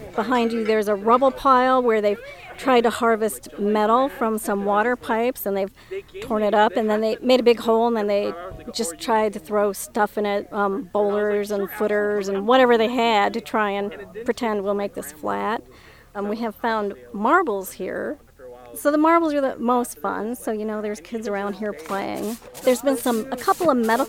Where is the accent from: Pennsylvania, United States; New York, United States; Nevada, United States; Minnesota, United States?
Minnesota, United States; I'm from Minnesota